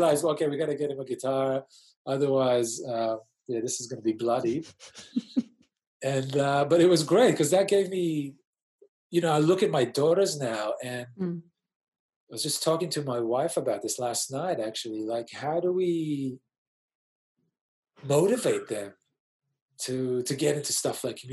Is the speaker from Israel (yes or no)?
yes; Israel; moved away as an adult; also born or lived in Sydney, Australia / Europe / New York City, United States; now in Australia; I was born in Sydney to Israeli parents in the late 70s